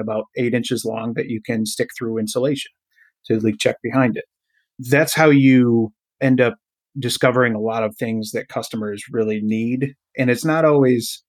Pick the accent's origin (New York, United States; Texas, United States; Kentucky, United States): New York, United States; Durhamville; That's only about 20 minutes from my hometown, which is Durhamville